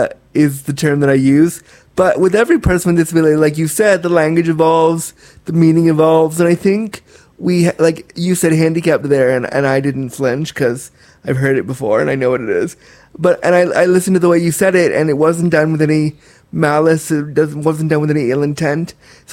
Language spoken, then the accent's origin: English; Orange County, California, United States; born there; I was born in California, in the OC.